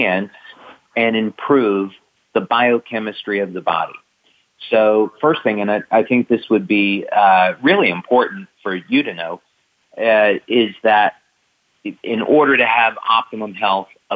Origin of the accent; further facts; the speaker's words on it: New Jersey, United States; I grew up in New Jersey